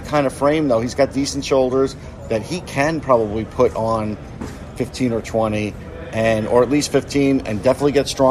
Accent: New York, United States; accent: New York; my New York accent

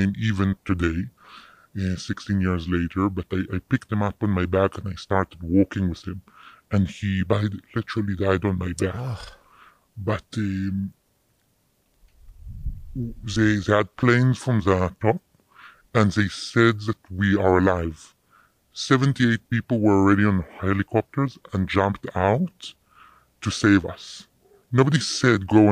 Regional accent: Jerusalem, Jerusalem District, Israel; moved away as an adult; also born or lived in South Africa; now in United States; I grew up in Jerusalem.

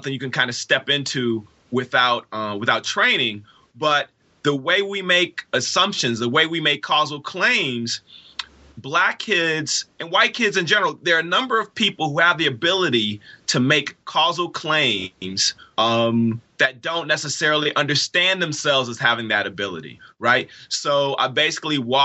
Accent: Inkster, Michigan, United States; also born or lived in Detroit, Michigan; I am a native Detroiter. I was born in Detroit. I was raised in a poor working class suburb of Detroit called Inkster

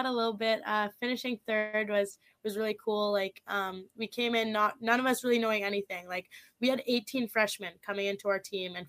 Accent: Saskatchewan, Canada; Well, like I said, obviously, like, I'm from Saskatchewan. I didn't know anyone when I was coming here.

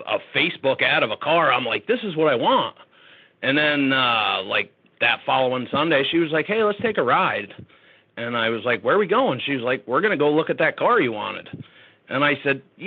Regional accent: Middletown, United States; I grew up in Middletown

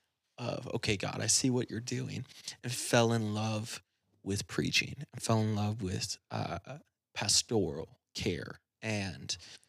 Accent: Battle Creek, Michigan, United States; I grew up in Battle Creek.

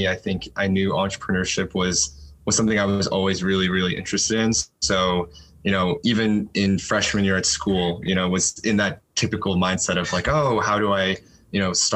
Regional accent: DC area, Northern Virginia, United States; moved away as an adult; also born or lived in Boston; now in San Francisco, United States; I was actually born and raised pretty much my entire life in the Northern Virginia, DC area

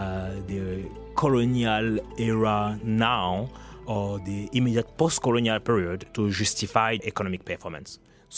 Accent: Cameroon; moved away as an adult; also born or lived in France / Canada / United Kingdom; now in United States; I was born and raised in Cameroon. And then from Cameroon, I went to France, Canada, and then the U.S. I spent some time or so in the U.K.

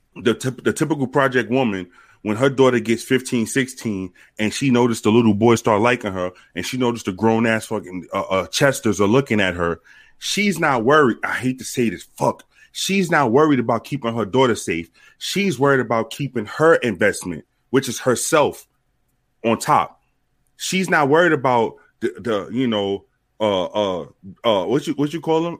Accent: New York City, New York, United States; when I was growing up in New York

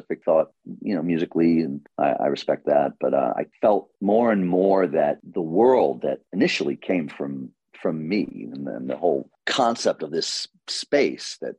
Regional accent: New York City, New York, United States; growing up in Queens and New York through the 70s through the 90s

